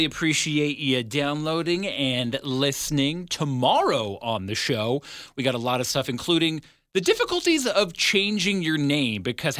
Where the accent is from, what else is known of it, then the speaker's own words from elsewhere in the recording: Ottawa, Ontario, Canada; moved away; So growing up in Ottawa